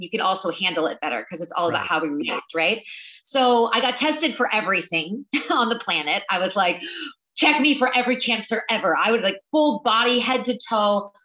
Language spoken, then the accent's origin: English; the South, United States; now in New York, United States; I'm from the South, you know, I grew up on hot dogs and mac and cheese